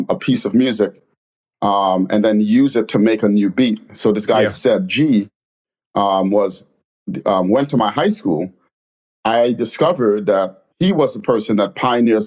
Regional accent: New York City, New York, United States; moved away; also born or lived in Trinidad and Tobago / London; coming from immigrating from Trinidad and Tobago, moving to the Bronx, growing up in the Bronx and living in a black part of London

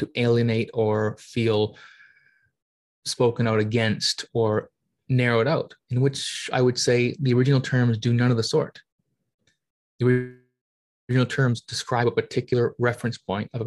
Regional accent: Canada; being Canadian

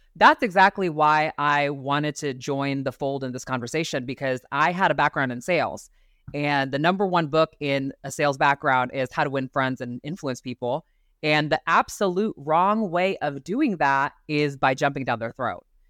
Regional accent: Ohio, United States; moved away as an adult; now in Arizona, United States; I grew up in Ohio to very conservative family.

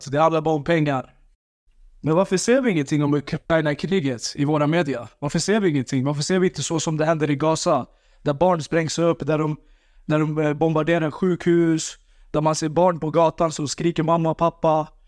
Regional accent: Sweden; Ja, det stämmer. Mina föräldrar. Men jag är född här i Sverige. Jag älskar Sverige för det här landet. Och för att jag bor här, som sagt.

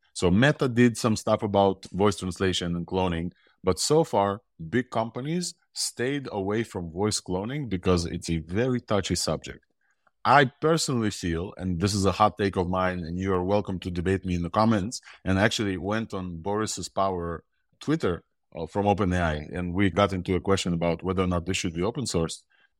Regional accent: Ukraine; born there; accent: mixed accent; English is a second language; also born or lived in Israel; I have an accent. I was born in Ukraine, lived in Israel for 20 years. So my accent is a mixed accent.

